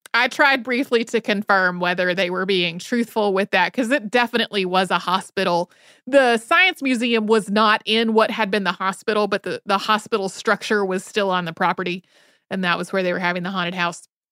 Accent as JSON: {"language": "English", "town": "Winston-Salem", "region": "North Carolina", "country": "United States", "tie": "born or raised there", "said": "when I was a kid, I grew up outside of Winston-Salem, North Carolina"}